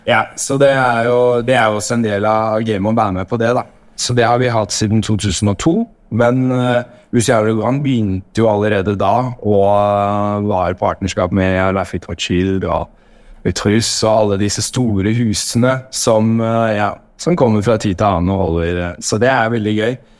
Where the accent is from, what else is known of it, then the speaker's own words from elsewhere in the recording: Norway; now in Paris, France; som nordmann